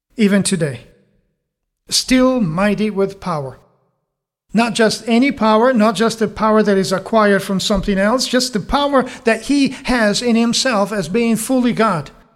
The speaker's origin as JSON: {"language": "English", "country": "Italy", "tie": "born or raised there", "moved": "yes", "said": "I'm, I'm from Italy and over there, at least in the area I grew up"}